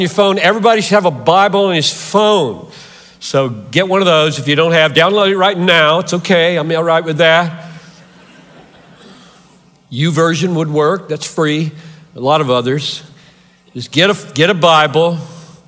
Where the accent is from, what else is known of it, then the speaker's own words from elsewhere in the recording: Greenville, South Carolina, United States; moved away; I grew up 3 hours from here in Greenville, South Carolina. I'm a Southerner by birth.